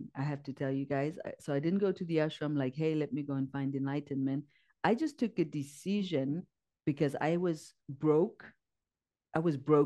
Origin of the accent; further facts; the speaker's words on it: Zimbabwe; moved away as an adult; also born or lived in India; So I'm born in Zimbabwe. I grew up in Zimbabwe.